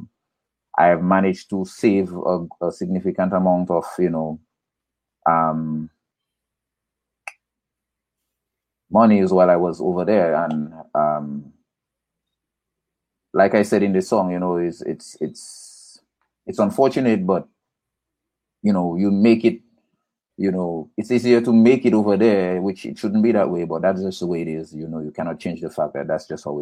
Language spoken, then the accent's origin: English; Portsmouth, Dominica; also born or lived in north of Dominica; originally from Portsmouth. I grew up in between two places, Portsmouth and Savanpai Gilead area, that's up in the north